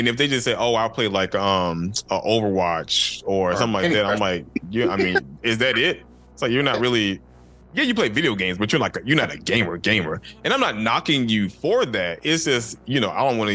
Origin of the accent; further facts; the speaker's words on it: Georgia, United States; I'm still particular about how my state is portrayed